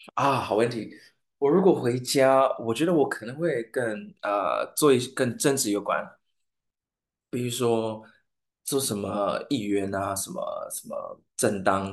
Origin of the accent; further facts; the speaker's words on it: St. Lucia; Chinese is a second language; moved away as an adult; now in Taiwan; 我来自圣鲁西亚